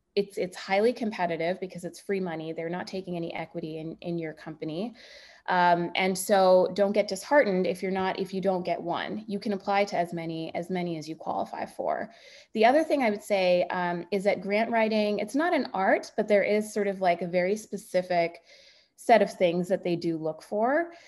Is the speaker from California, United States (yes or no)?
yes; Bay Area, California, United States; I'm from the Bay Area